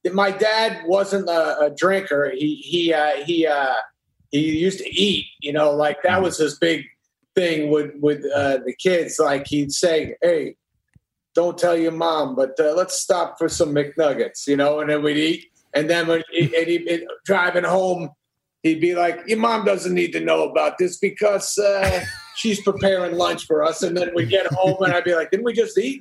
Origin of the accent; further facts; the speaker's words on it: New Hampshire, United States; also born or lived in Brooklyn, New York; When I was five, he got a job in New Hampshire, so we moved to New Hampshire, and then I grew it. up there.